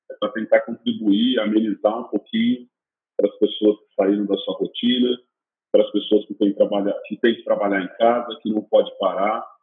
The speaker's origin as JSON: {"language": "Portuguese", "town": "Jundiaí", "region": "São Paulo", "country": "Brazil", "said": "Eu sou de Jundiaí."}